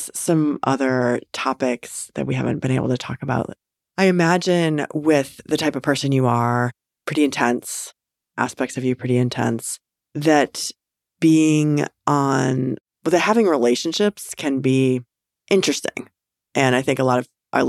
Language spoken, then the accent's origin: English; Western Illinois, United States; moved away; I'm a Midwesterner too, and grew up in Western Illinois